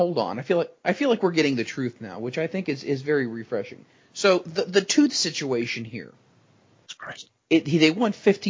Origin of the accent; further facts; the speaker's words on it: Ohio, United States; I'm from Ohio. We are